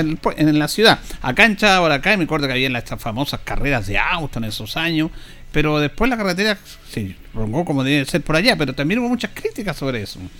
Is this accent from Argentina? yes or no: no; Chile; somos especiales los chilenos